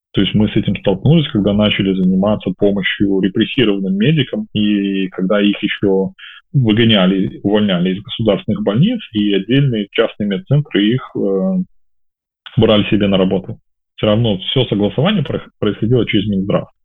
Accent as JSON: {"language": "Russian", "country": "Belarus", "also_born_or_lived": "Kyiv", "moved": "as an adult", "said": "я вот выехал из Беларуси 25 августа 2020 года, вылетел в Киев"}